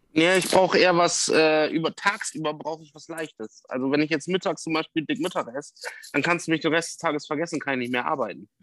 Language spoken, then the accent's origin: German; Bremen, Germany; moved away as an adult; now in Westoverledingen, Germany; ich bin ja in Bremen groß geworden und ich bin jetzt 120 Kilometer von meiner Heimat weg